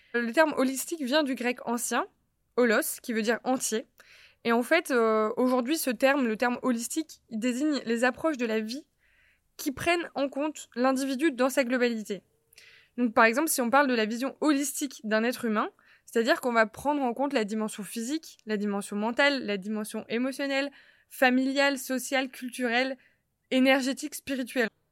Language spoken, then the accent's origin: French; Lille, Hauts-de-France, France; j'ai 27 ans, je suis lilloise